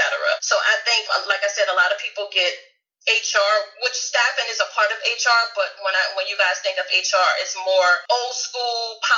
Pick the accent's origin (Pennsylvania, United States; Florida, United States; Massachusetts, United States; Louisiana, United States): Louisiana, United States; New Orleans; now in Houston, United States; I'm originally from New Orleans, Louisiana. You probably hear the accent.